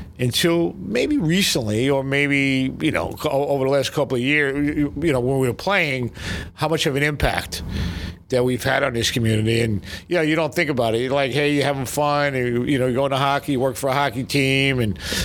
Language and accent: English; New York City, New York, United States; moved away; I grew up in Brooklyn with Howard